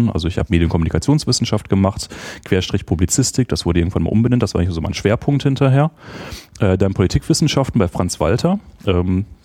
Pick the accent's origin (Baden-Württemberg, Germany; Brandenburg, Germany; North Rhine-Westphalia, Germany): North Rhine-Westphalia, Germany; Bochum; moved away as an adult; also born or lived in Essen / Göttingen; now in Berlin, Germany; in Essen, was ein bisschen schrecklich ist. Ähm, und aber dann nach einem Jahr nach Bochum gezogen, was natürlich äh, viel cooler ist.